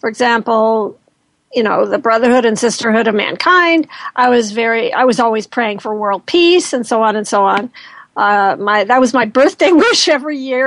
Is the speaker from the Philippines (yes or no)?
no; Colorado, United States; I was born in Colorado